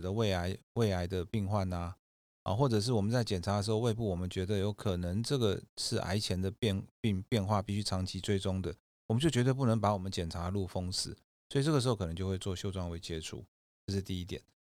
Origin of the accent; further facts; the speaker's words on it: Kaohsiung, Taiwan; moved away as an adult; now in Taipei, Taiwan; 我本身是高雄人，嗯，然后后来是考上阳明医学大学，就是北上来